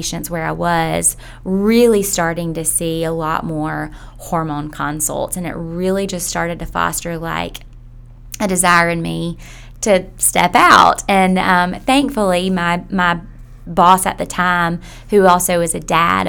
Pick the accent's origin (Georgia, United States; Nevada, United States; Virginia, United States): Georgia, United States; Millen; now in Athens, United States; I'm from a small town in South Georgia.